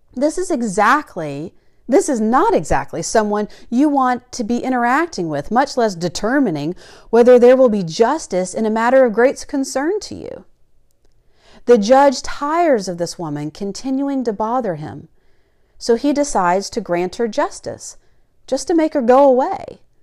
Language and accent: English; the South, United States; Growing up in the South